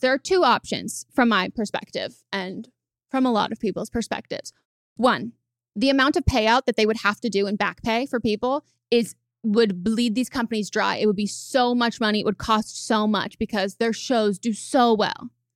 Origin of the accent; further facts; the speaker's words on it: California, United States; growing up in California